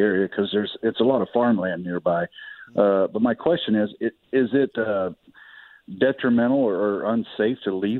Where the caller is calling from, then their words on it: Illinois, United States; Thank you for your service. I'm calling from the Illinois side of the river.